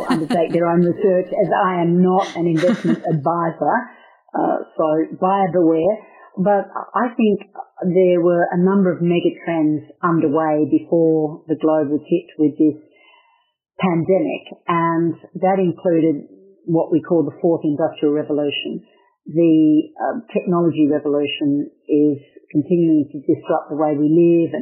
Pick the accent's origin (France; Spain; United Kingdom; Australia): Australia; Western Australia; I'm from Western Australia